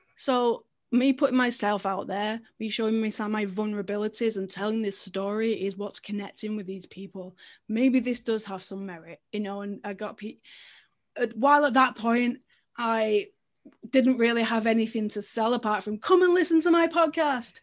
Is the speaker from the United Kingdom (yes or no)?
yes; England, United Kingdom; as an English swimmer